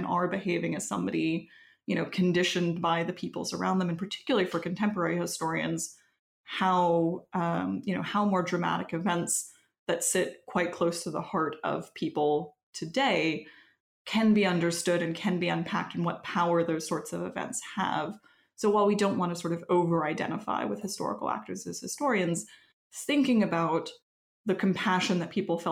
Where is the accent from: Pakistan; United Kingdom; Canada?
Canada; Quebec; moved away; I am from Quebec originally